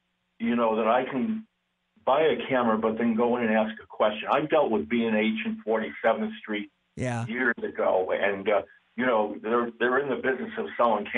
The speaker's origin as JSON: {"language": "English", "town": "Hartford", "region": "Connecticut", "country": "United States", "said": "I'm originally from Hartford."}